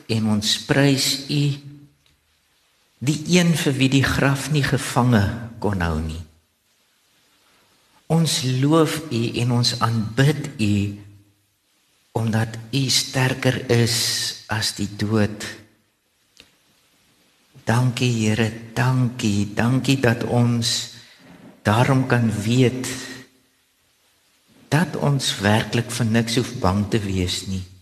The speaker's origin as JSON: {"language": "Afrikaans", "region": "Gauteng", "country": "South Africa", "tie": "born or raised there", "lives_now": "Stellenbosch, South Africa", "said": "So in my hart is ek eintlik 'n Bolander alhoewel ek self in die Transvaal in Gauteng groot geword het."}